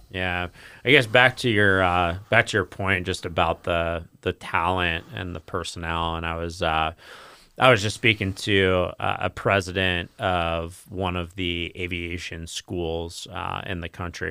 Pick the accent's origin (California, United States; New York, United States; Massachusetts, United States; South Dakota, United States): New York, United States; moved away as an adult; now in Florida, United States; I'm from New York originally, and, you know, I've been down in Florida for, I guess, this is twelve years now.